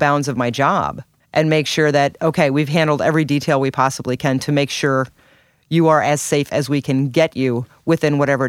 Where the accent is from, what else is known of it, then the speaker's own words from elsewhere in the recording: Washington, Missouri, United States; now in St. Louis, United States; I grew up in Washington, Missouri.